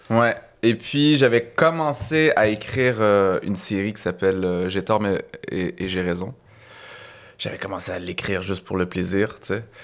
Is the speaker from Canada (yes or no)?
yes; Saint-Eustache, Quebec, Canada; moved away; also born or lived in Laval; Euh, moi, je suis né au Québec, je suis né à Saint-Eustache